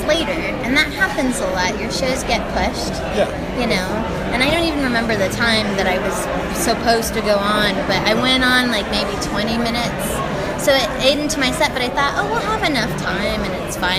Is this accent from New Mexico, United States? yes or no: yes; Albuquerque, New Mexico, United States; I'm from Albuquerque.